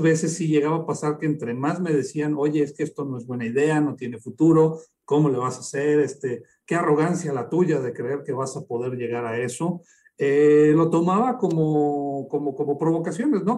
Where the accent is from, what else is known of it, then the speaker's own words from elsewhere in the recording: Aguascalientes, Mexico; aquí en mi tierra, la Feria de San Marcos